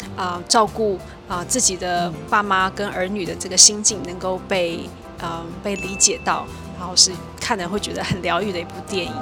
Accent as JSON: {"language": "Chinese", "region": "Taipei", "country": "Taiwan", "tie": "born or raised there", "also_born_or_lived": "Hsinchu Science Park, Hsinchu", "said": "我小时候住在台北的民生社区嗯，然后国小四年级搬到新竹科学园区"}